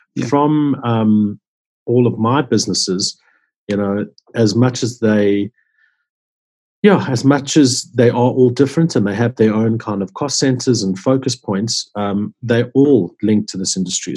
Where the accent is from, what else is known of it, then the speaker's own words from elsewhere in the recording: Johannesburg, Gauteng, South Africa; I grew up in Johannesburg, where um, in around Sydenham, Orange Grove